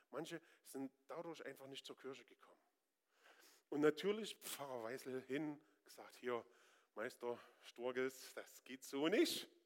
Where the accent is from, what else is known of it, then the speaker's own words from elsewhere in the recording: Northern Germany, Germany; Ich bin da überhaupt und sowieso recht stur. Ich bin Norddeutscher. Ich muss da gar nichts.